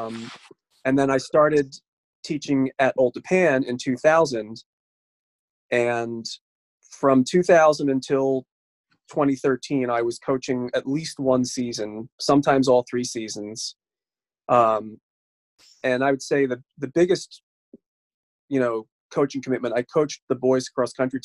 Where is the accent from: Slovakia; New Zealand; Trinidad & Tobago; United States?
United States; Emerson, New Jersey; born and raised in New Jersey. I grew up in Emerson